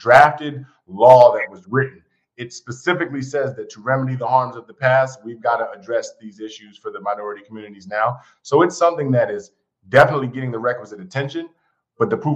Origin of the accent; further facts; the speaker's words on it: Silver Spring, Maryland, United States; also born or lived in New York / Atlanta, Georgia / Washington, D.C.; I grew up outside of D.C., born in New York, but kind of raised in Silver Spring, Maryland